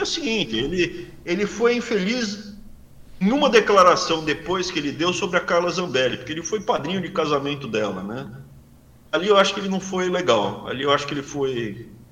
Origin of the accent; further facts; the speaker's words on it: Brazil; moved away as an adult; now in United States; Sou brasileiro, me sinto bem no Brasil. Mais especificamente na região que eu crescia, me sinto bem ali, Mato Grosso do Sul, São Paulo, sul de Minas, norte do Paraná